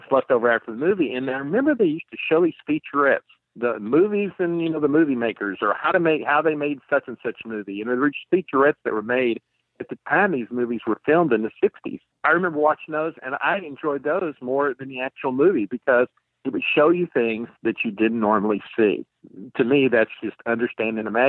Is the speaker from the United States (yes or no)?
yes; Texas, United States; growing up in Texas